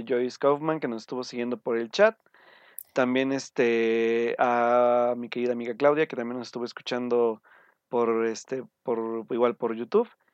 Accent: Mexico; como mexicanos

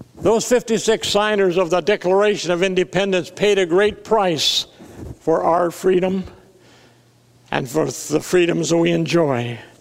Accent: South Dakota, United States; I was raised in South Dakota

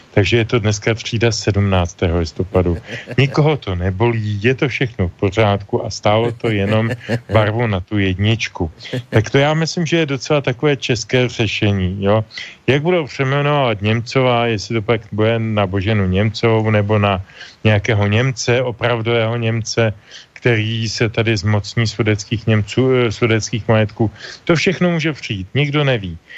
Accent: Pardubice, Pardubice Region, Czechia; já jsem z Pardubic

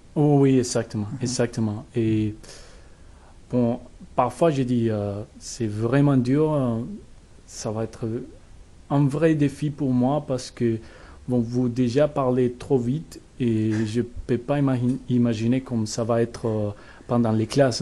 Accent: Bogotá, Colombia; French is a second language; moved away as an adult; now in Poitiers, France; Bogota, au centre du pays et dans la capitale

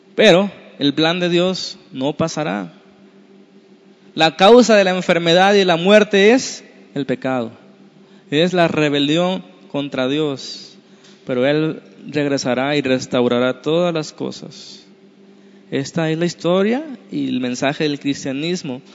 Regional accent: Mexico

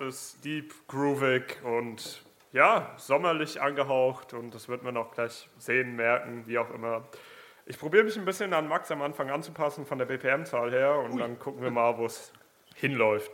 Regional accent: Gelnhausen, Hesse, Germany; now in Giessen, Germany; komme aus Gelnhausen, wohne mittlerweile in Gießen

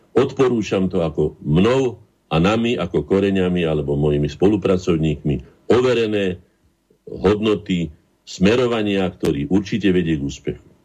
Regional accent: Slovakia; my sme Slováci

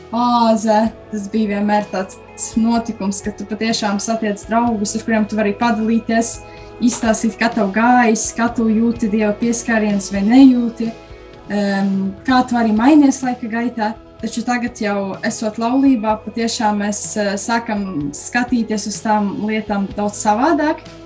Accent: Krāslava, Latgale, Latvia; now in Rēzekne, Latvia; Es nāku pavisam no citas Latvijas malas, no mazas pilsētiņas Krāslavas.

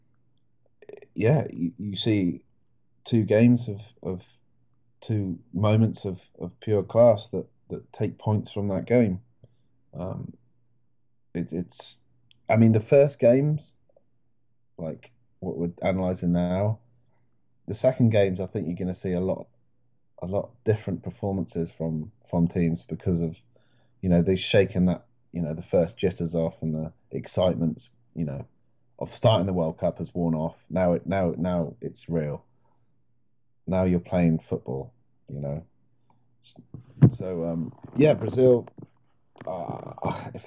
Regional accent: Welsh, Wales, United Kingdom; I'm mostly Welsh

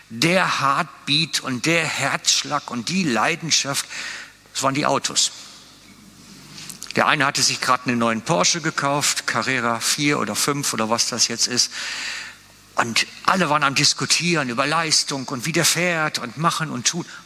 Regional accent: Switzerland; Natürlich, wir sind gut da drin als Schweizer, unsere Probleme können wir immer erzählen.

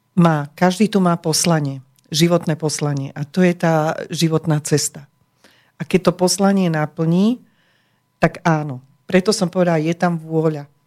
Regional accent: Slovakia; my sme sa narodili na Slovensku

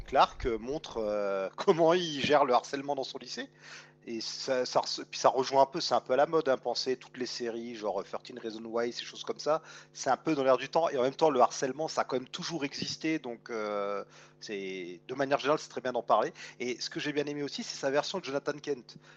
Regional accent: France; chez nous en France

